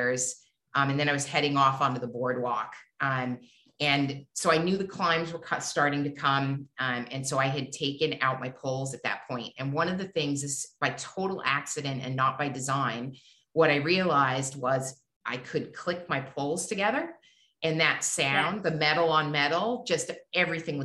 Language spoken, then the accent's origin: English; New Hampshire, United States; I grew up in New Hampshire.